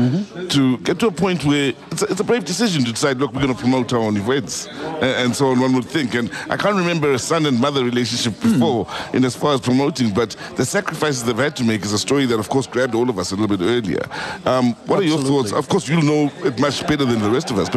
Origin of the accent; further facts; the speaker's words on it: Gauteng, South Africa; I'm from Gauteng